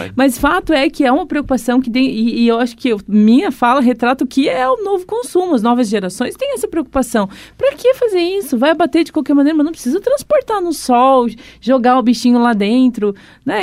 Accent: Gaúcha, Rio Grande do Sul, Brazil; eu sou gaúcha

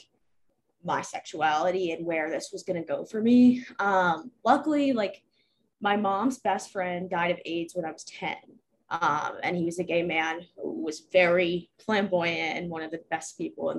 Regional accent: Baltimore, Maryland, United States; I grew up in Baltimore

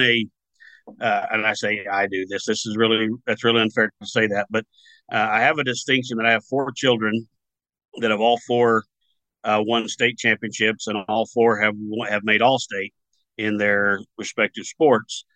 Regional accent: Southern Oklahoma, United States; moved away as an adult; also born or lived in Colorado; I grew up in Southern Oklahoma on a farm, a little ranch thing

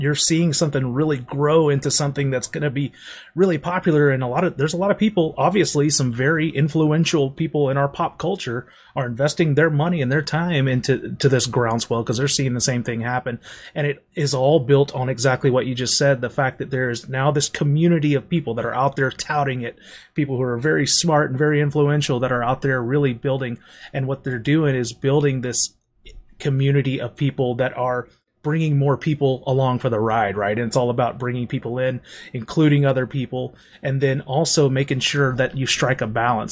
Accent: St. Louis, Missouri, United States; I'm from Saint Louis

